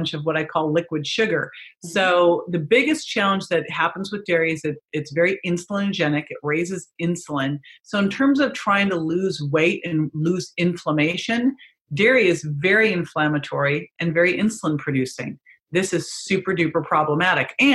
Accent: right outside of San Francisco, California, United States; I grew up right outside of San Francisco

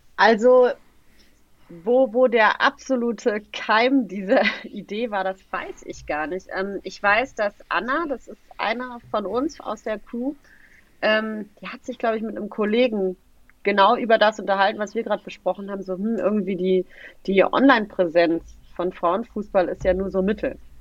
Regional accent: Tübingen, Baden-Württemberg, Germany; now in Frankfurt, Germany; ich bin in Tübingen geboren und groß geworden.

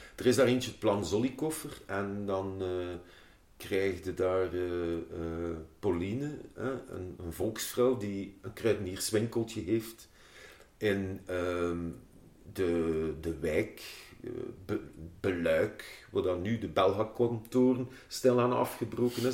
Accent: Ghent, Flanders, Belgium; ik ben opgegroeid in de Sas en In, uh, mijn, mijn eerste levensjaren heb ik in de Pontstraat eh, doorgebracht

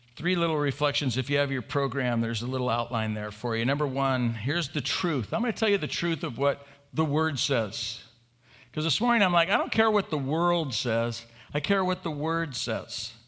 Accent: Bay Area, Oakland, Berkeley, San Francisco, California, United States; I was raised in the Bay Area, Oakland, Berkeley, San Francisco

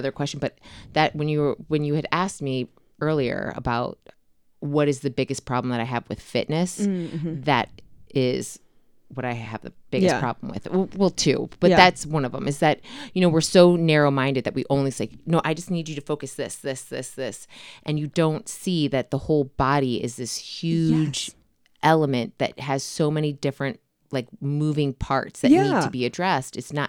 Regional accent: Cleveland, Ohio, United States; also born or lived in Nantucket, Massachusetts / Boston, Massachusetts; Every 2 to 3 years we moved. So it was just easier for me when people ask that question to say, where are you from?

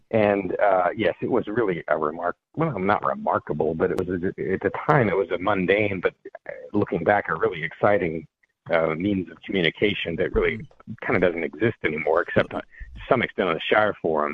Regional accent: Colorado, United States; moved away as an adult; now in New Hampshire, United States; I grew up in Colorado

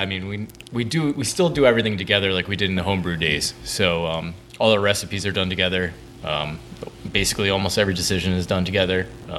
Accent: Millstone, New Jersey, United States; We're from Millstone.

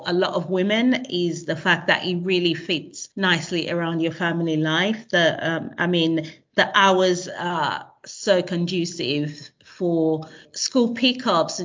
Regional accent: Nigeria; moved away as an adult; also born or lived in Australia; now in London, United Kingdom; I was born in Nigeria and I went straight from secondary school to university in Australia.

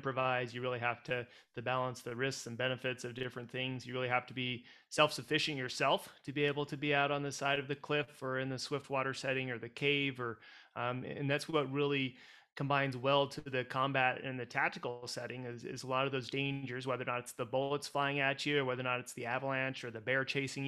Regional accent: Wheatland, Wyoming, United States; now in Jackson, United States; I was from Wheatland, so the other corner of the state, but I've been here in Jackson full-time since 2004

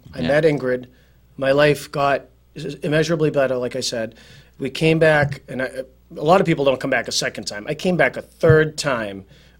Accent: Malden, Massachusetts, United States; So I grew up in Malden on Bartlett Street. And my family's from Malden.

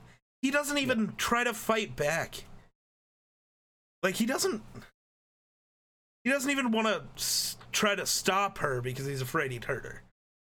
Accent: Wyoming, United States; I'm poor and I'm from Wyoming.

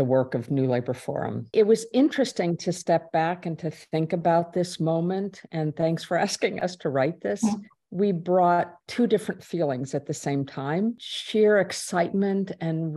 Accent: Erie, Pennsylvania, United States; moved away; also born or lived in Madison, Wisconsin; when I grew up in Erie, Pennsylvania

